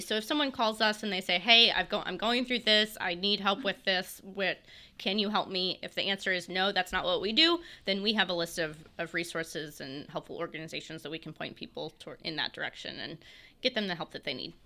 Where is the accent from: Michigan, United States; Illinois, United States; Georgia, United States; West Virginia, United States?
West Virginia, United States; Morgantown; also born or lived in North Carolina / Marion County, West Virginia; now in Fairmont, United States; I'm from Morgantown